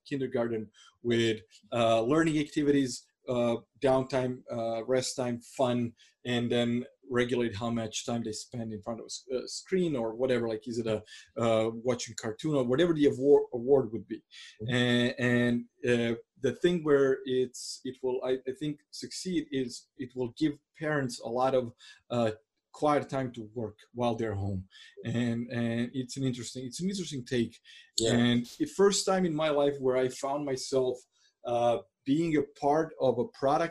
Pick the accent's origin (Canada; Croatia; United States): Croatia; I come from Croatia that's like fairly poor country, and I grew up during the war